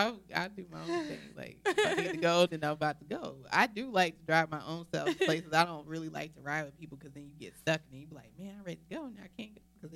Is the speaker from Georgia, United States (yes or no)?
yes; Athens, Georgia, United States; now in Charlotte, United States; Nene and Phaedra are both from my hometown.